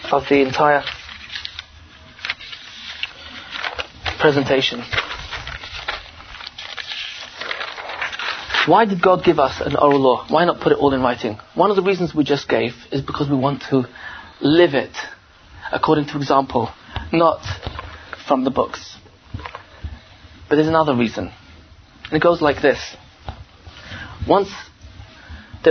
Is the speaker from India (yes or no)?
no; England, United Kingdom; I'm from England.